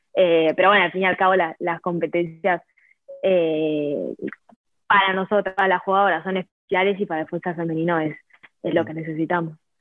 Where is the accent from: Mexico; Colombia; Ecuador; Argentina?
Argentina; moved away; yo soy de Argentina